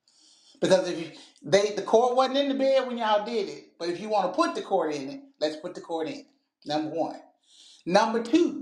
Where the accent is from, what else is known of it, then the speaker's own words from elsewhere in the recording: Tennessee, United States; Yeah, I have heard that because I'm from Shelby County. And that's where I was born and raised. I'm from Shelby County.